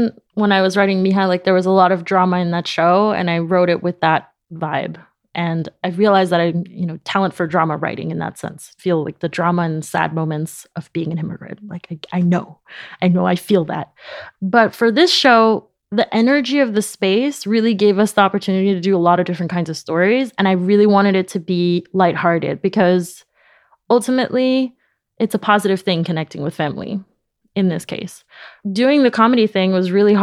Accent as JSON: {"language": "English", "town": "New York City", "region": "New York", "country": "United States", "tie": "born or raised there", "first_language": "Spanish", "second_language": "English", "moved": "as an adult", "lives_now": "Paris, France", "said": "I grew up in Jackson Heights in Queens"}